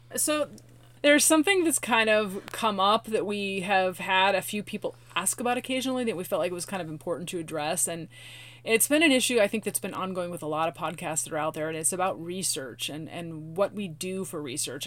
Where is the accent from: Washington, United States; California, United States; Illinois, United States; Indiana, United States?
Washington, United States; Tacoma; My hometown